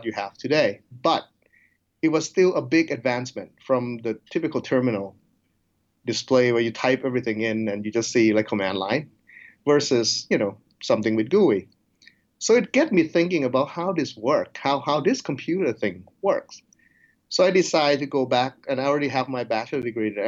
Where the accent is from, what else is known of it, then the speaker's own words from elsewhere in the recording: Thailand; also born or lived in United States; now in Nebraska, United States; I grew up in Thailand, so I do speak Thai and English